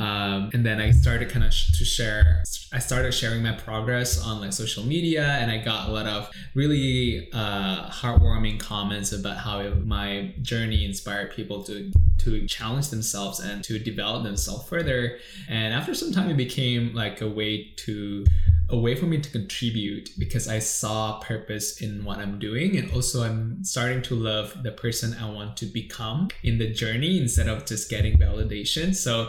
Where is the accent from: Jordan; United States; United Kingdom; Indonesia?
Indonesia; now in Singapore; I came from Indonesia, lived here for 10 years in Singapore